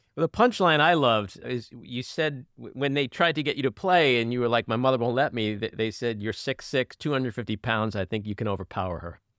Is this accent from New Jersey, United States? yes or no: no; New York City, New York, United States; I grew up in Queens